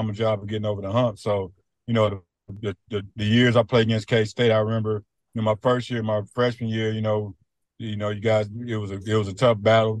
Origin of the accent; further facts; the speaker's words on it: Kansas City, Missouri, United States; I'm from the Kansas City area. So when I came out of high school, Mizzou didn't really know what they wanted to do with me